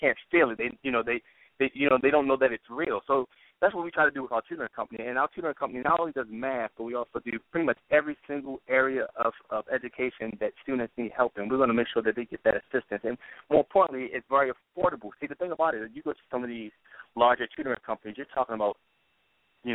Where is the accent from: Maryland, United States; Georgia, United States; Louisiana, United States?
Maryland, United States; Baltimore; Born and raised in Baltimore